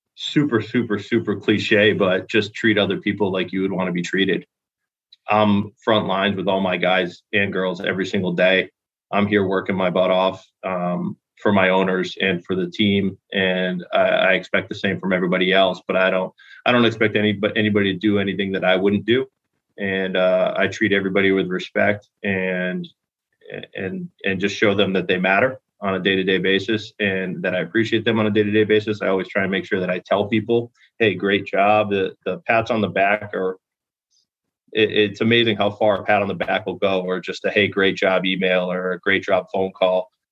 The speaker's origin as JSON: {"language": "English", "region": "Connecticut", "country": "United States", "tie": "born or raised there", "moved": "as an adult", "lives_now": "St. Petersburg, United States", "said": "I was actually born and raised in Connecticut"}